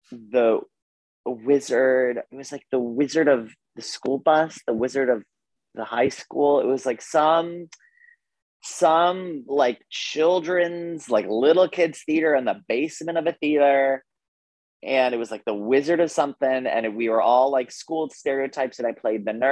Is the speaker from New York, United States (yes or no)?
no; Wayland, Massachusetts, United States; Uh, I am from Wayland, Massachusetts. So, like a suburb, like 25 minutes, half hour west of Boston.